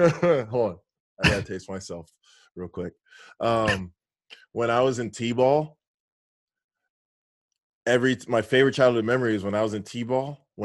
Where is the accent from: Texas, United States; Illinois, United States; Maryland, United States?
Texas, United States; Houston; Yeah, so I grew up going to games in the Astrodome.